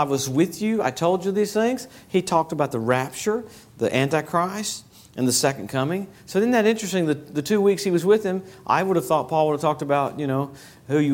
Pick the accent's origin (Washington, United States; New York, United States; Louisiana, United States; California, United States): Louisiana, United States; Springhill; moved away; Spring Hill, Louisiana. That's where I grew up